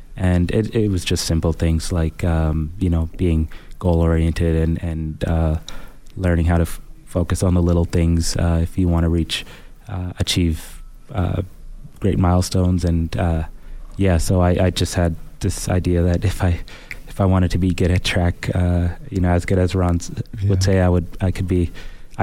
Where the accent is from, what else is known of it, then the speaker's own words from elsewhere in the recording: Edmonton, Alberta, Canada; also born or lived in Sudan / Saskatoon; growing up in Canada, I learned a lot here